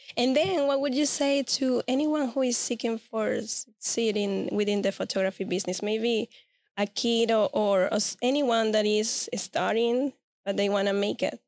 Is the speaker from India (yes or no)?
no; Venezuela; English is a second language; now in Central Florida, United States; I'm originally from Venezuela.